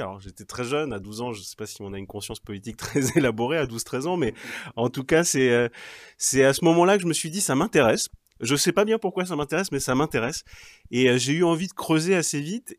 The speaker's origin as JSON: {"language": "French", "town": "Cherbourg", "region": "Normandy", "country": "France", "tie": "born or raised there", "said": "Mes parents étaient normands, je suis né à Cherbourg, ils étaient de Cherbourg, ou plus exactement d'une petite ville à côté de Cherbourg"}